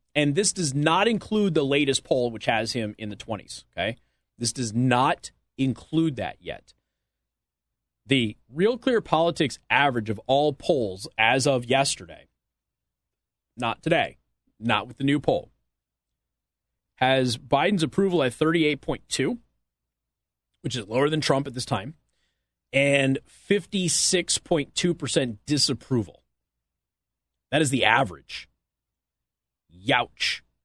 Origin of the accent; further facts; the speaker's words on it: Southwest, United States; I'm from the Southwest.